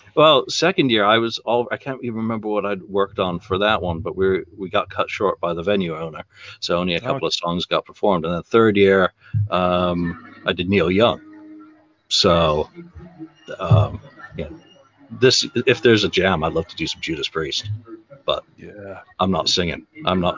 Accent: England, United Kingdom; even as an Englishman

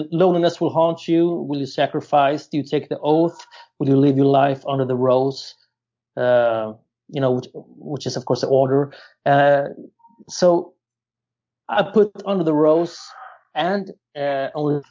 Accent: Sweden; I'm from Sweden

